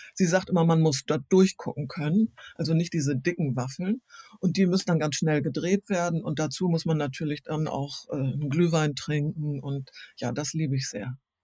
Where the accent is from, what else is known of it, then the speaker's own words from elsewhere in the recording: East Frisia, Lower Saxony, Germany; now in Hamburg, Germany; als Ostfriesin